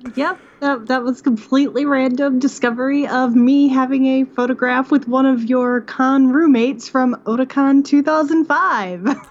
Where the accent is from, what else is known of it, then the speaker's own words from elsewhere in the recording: Midwest, United States; moved away as an adult; also born or lived in western Pennsylvania; now in Pennsylvania, United States; I'm from the Midwest